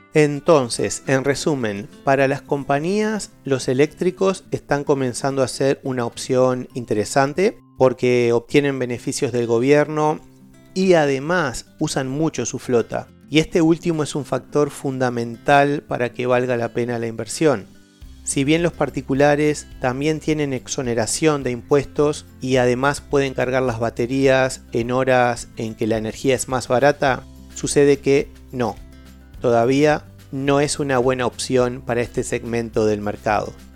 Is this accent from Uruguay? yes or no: yes; Uruguay; soy de Uruguay